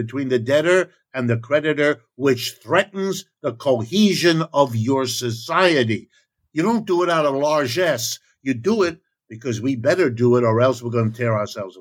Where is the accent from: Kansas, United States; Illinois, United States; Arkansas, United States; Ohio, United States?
Ohio, United States; I was born in Ohio. I'm as American as you want